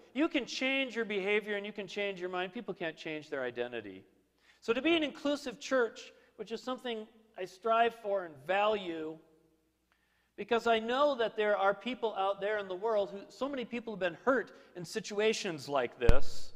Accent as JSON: {"language": "English", "region": "Minnesota", "country": "United States", "tie": "born or raised there", "said": "I grew up in Minnesota"}